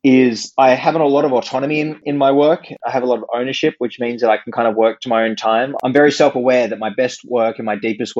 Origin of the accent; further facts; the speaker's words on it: Sydney, New South Wales, Australia; moved away as an adult; also born or lived in Stanford, United States; I came back from America and moved back to home in Sydney